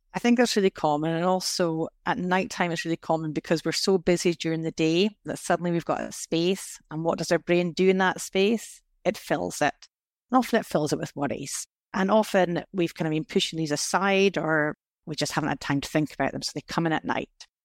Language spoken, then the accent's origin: English; Scotland, United Kingdom; I was brought up in Scotland in the nineteen eighties